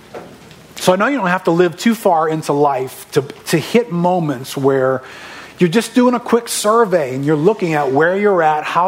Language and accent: English; River Ridge, Louisiana, United States; I'm a local. I grew up in River Ridge, so I'm not from too far from here